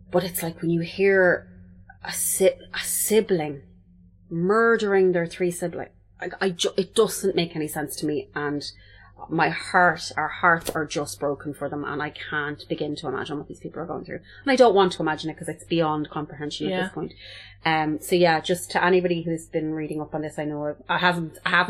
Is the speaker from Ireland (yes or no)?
yes; Multyfarnham, Leinster, Ireland; where I'm from Multifarnham in Longford